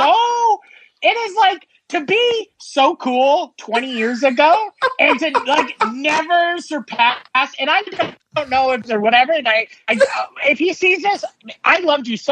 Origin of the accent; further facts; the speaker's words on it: Fort Erie, Ontario, Canada; I grew up in Fort Erie next to Buffalo